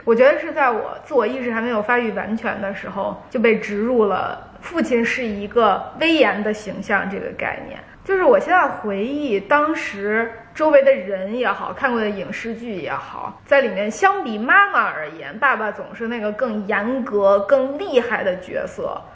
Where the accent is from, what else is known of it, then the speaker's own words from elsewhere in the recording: northern China, China; 我在我姥姥姥爷家长大，他们都北方人